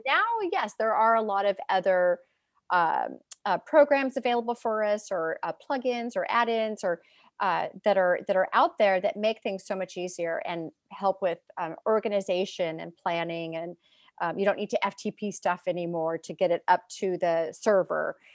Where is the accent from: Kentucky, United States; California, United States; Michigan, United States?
California, United States; San Francisco Bay Area; I am from California, from the San Francisco Bay Area. I grew up in, in the Bay Area